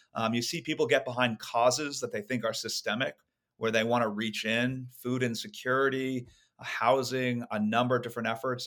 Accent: Silicon Valley, California, United States; I grew up in Silicon Valley

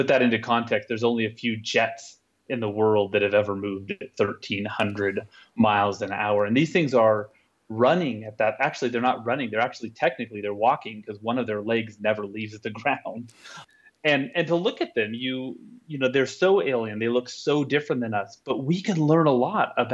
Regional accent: Salt Lake City, Utah, United States; here in my hometown of Salt Lake City

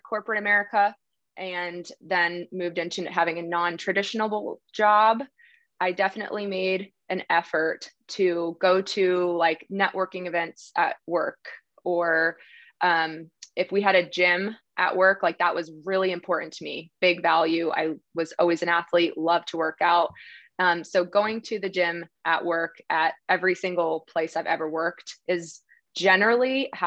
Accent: New Jersey, United States; moved away as an adult; also born or lived in Dallas, Texas; now in West Texas, United States; So I'm originally from New Jersey, and I moved to Texas 8 years ago

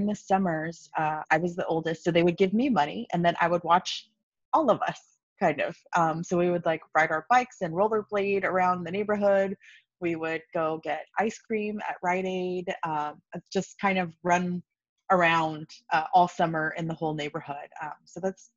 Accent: Los Angeles, California, United States; I grew up in Los Angeles, so I'm an LA native.

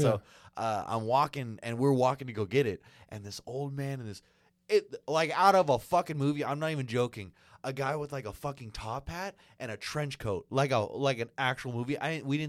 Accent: California, United States; we came from California

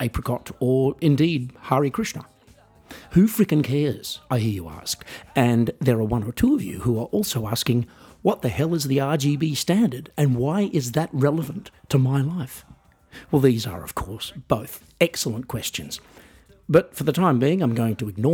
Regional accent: Australia; I am otherwise an Australian musician

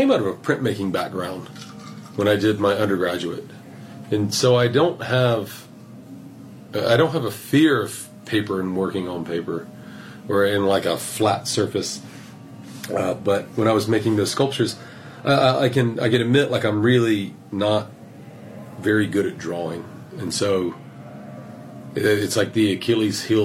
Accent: South Carolina, United States; moved away as an adult; also born or lived in Georgia / Atlanta / New York; I grew up in South Carolina

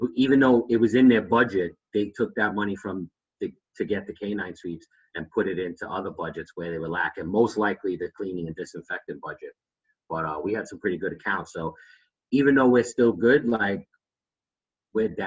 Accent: New York City, New York, United States; I'm from Brooklyn

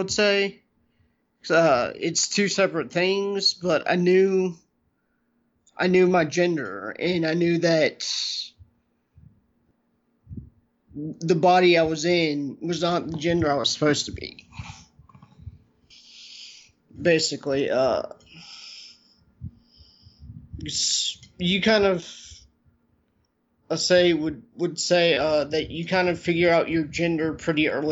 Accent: the South, United States; growing up in the South as a transgender individual

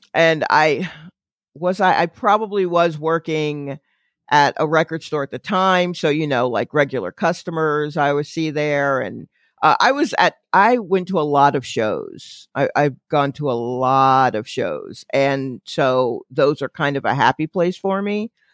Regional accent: Atlanta, Georgia, United States; born or raised there; now in New York, United States

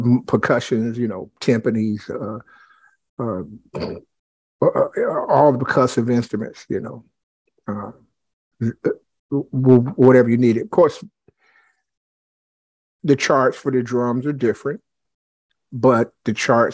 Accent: Dayton, Ohio, United States; also born or lived in Clayton, Ohio; I'm originally from the Dayton area

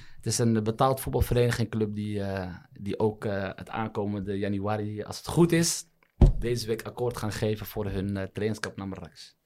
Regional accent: Netherlands; also born or lived in Morocco; Ik ben in Nederland geboren

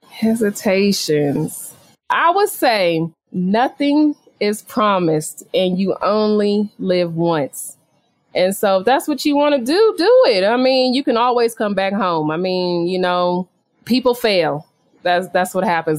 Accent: Sacramento, California, United States; moved away as an adult; also born or lived in Boston, Massachusetts; now in Mexico City, Mexico; my hometown, which would be Sacramento, California.

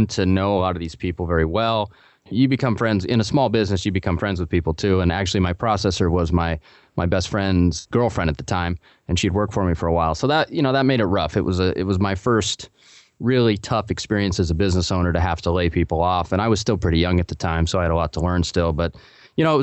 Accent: Portland, United States; also born or lived in Colorado; I grew up in Portland.

